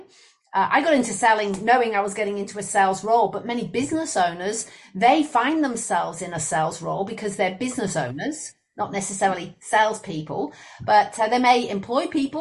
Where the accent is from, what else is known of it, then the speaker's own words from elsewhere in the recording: Liverpool, North West England, United Kingdom; moved away as an adult; also born or lived in Leicester / Queensland, Australia; now in Brisbane, Australia; I'm originally from Liverpool, or Liverpool, as the people in Liverpool would say, in the UK. And I lived 18 years there